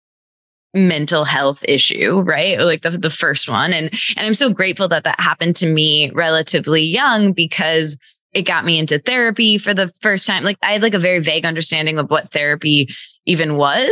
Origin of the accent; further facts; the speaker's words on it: Michigan, United States; I'm from Michigan.